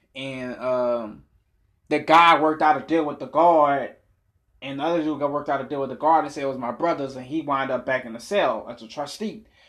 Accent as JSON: {"language": "English", "town": "New Orleans", "region": "Louisiana", "country": "United States", "tie": "born or raised there", "also_born_or_lived": "Boston, Massachusetts", "said": "I've been in New Orleans since I was six years old"}